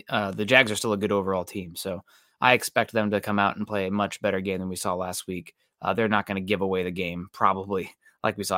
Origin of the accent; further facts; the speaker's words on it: Midwest, United States; growing up in the Midwest as a St. Louis Cardinals fan